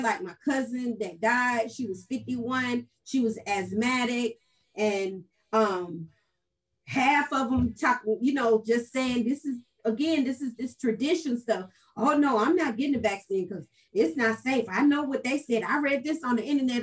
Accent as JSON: {"language": "English", "town": "Valdosta", "region": "Georgia", "country": "United States", "tie": "born or raised there", "moved": "yes", "lives_now": "Atlanta, United States", "said": "I'm from Valdosta, Georgia. So grew up in the country, raised country, now been in Atlanta about 35 years"}